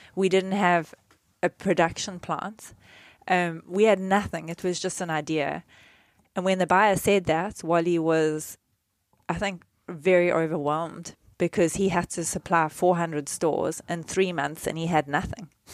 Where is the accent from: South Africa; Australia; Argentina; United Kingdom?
South Africa; when I was growing up in South Africa